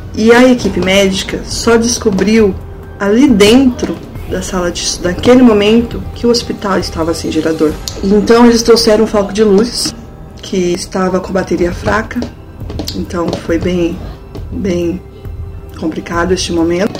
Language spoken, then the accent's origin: Portuguese; Florestópolis, Paraná, Brazil; eu nasci e cresci em Florestópolis.